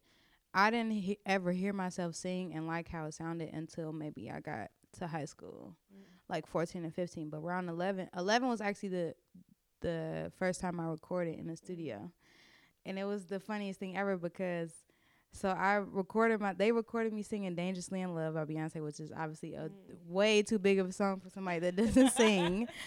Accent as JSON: {"language": "English", "town": "Chicago", "region": "Illinois", "country": "United States", "tie": "born or raised there", "said": "I'm from the west side of Chicago. I grew up all over the city"}